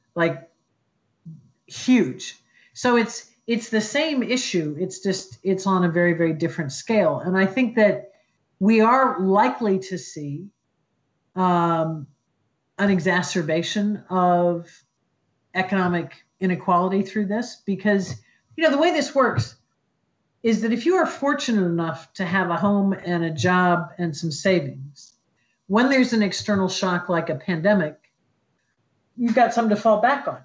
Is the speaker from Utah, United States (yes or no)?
no; Columbus, Ohio, United States; moved away as an adult; I grew up in Columbus, Ohio.